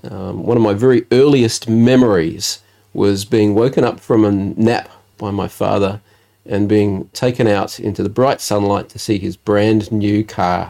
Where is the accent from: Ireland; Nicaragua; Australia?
Australia; Adelaide, South Australia; also born or lived in Elizabeth, South Australia / Fairview Park, South Australia; we actually moved when I was about 10 years old. We moved from Elizabeth to Fairview Park, with Tea Tree Gully area